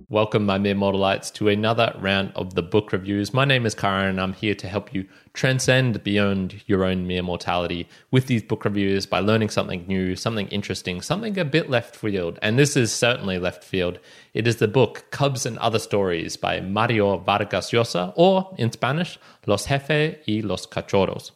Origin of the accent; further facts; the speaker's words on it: Australia; me being Australian